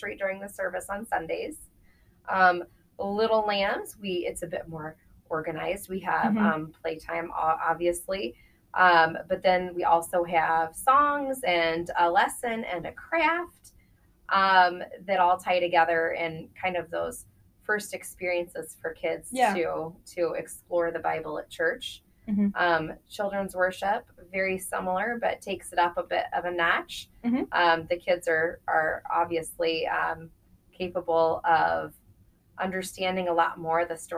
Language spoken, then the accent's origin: English; Nebraska, United States; moved away as an adult; I grew up in Nebraska